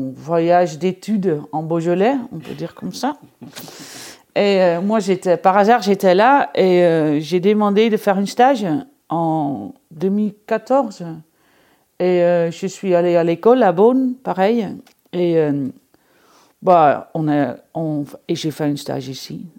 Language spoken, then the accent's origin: French; Amsterdam, North Holland, Netherlands; moved away as an adult; now in Jura, France; je viens d'Amsterdam, j'avais un restaurant à Amsterdam